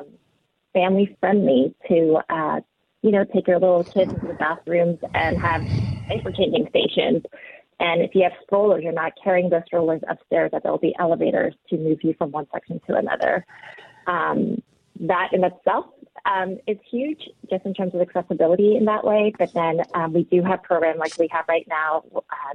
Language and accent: English; East Coast, United States; moved away as an adult; also born or lived in Korea; now in Seattle, United States; I was born in Korea, grew up on the East Coast and then came out to Seattle about 20 years ago